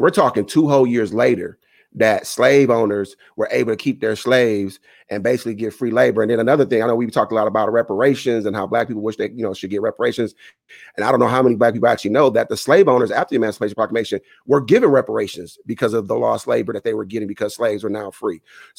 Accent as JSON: {"language": "English", "town": "Toledo", "region": "Ohio", "country": "United States", "tie": "born or raised there", "moved": "yes", "lives_now": "Omaha, United States", "said": "when I was young, I didn't know what Juneteenth was growing up in Toledo, Ohio. It was never a thing for us in that part of the country. But yet when I moved to Omaha, Nebraska"}